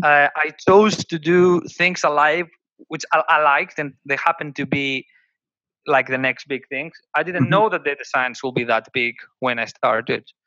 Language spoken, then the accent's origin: English; Greece; born or raised there; moved away